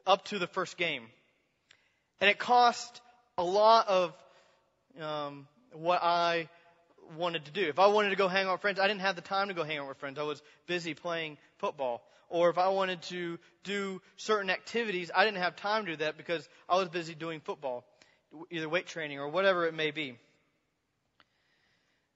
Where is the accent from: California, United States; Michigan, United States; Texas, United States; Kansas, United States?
Kansas, United States; I was from Kansas, middle of Kansas